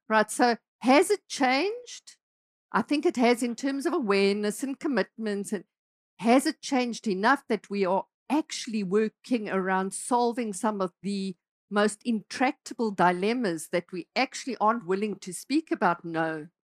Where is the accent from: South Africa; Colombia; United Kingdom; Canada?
South Africa; moved away as an adult; I'm South African, right? So I spent, uh, I grew up in South Africa, spent a lot of my life in South Africa